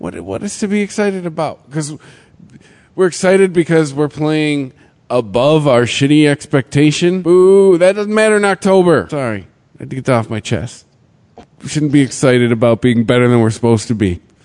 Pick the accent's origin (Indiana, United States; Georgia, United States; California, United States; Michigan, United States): Michigan, United States; Detroit; we're all from Detroit